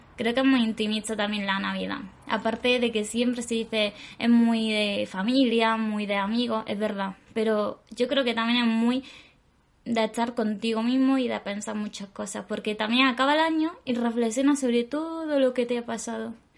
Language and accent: Spanish; Granada, Andalusia, Spain; moved away; la mayoría somos de Granada. O sea, todos somos de Granada.